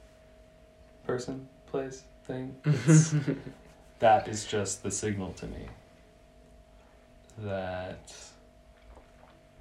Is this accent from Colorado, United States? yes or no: no; Massachusetts, United States; moved away as an adult; also born or lived in Santa Cruz; now in Berlin, Germany; where I grew up in Massachusetts